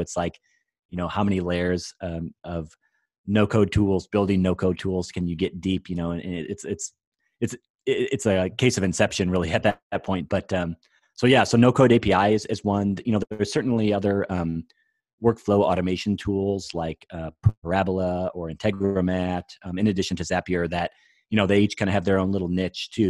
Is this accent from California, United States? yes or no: no; Iowa, United States; I'm from Iowa